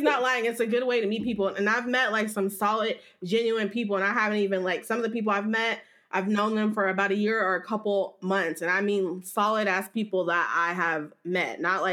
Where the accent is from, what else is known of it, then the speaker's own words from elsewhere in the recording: the Bay Area, California, United States; moved away as an adult; now in Las Vegas, United States; I'm from California. I'm from the Bay. I moved to Vegas as well